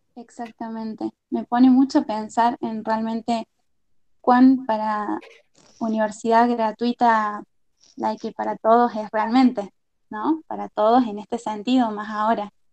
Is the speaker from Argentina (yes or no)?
yes; La Rioja, Argentina; moved away; also born or lived in Arroyito, Córdoba / Córdoba; sí soy de La Rioja, en, soy de La Rioja en realidad. Eh, me mudé a Arroyito después de unos años de vivir ahí. Y desde Arroyito terminé mi secundario